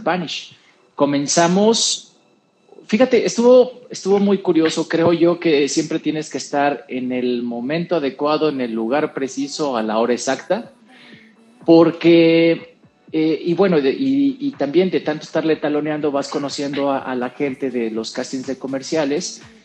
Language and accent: Spanish; Mexico; also born or lived in San José, Costa Rica / San Luis Potosí, Mexico; now in Mexico City, Mexico; yo nací en San José, en San José de Costa Rica, y desde muy chavo llegué a, México